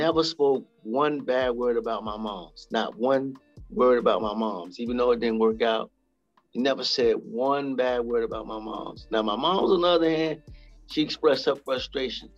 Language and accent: English; New York, United States; moved away; also born or lived in South Carolina / Greenwich Village, New York; I was born and raised in New York in the Bronx, grew up part of my life in Greenwich Village, even though I was born in the Bronx